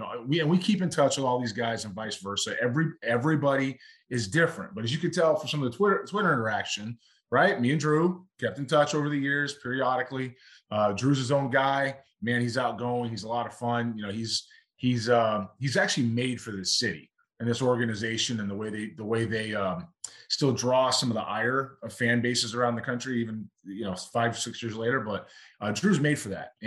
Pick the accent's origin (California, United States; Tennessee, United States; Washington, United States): California, United States; Los Angeles; moved away; my hometown